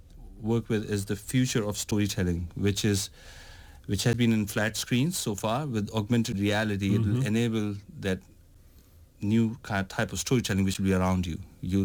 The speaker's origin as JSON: {"language": "English", "country": "India", "said": "I'm coming from India, living in India, and I've traveled around Europe"}